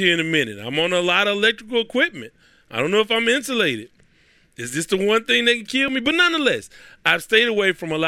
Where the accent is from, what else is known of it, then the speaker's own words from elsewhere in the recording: United States; I'm from the United States